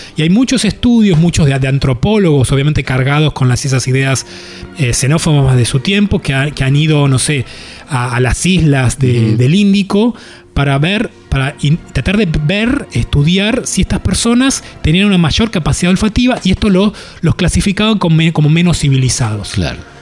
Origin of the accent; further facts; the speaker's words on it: Buenos Aires, Argentina; yo crecí en Boedo en un tercer piso